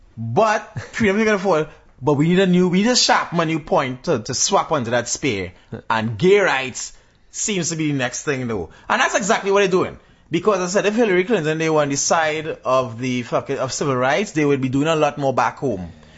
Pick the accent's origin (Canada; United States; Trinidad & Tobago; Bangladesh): Trinidad & Tobago; I'm a Trinidadian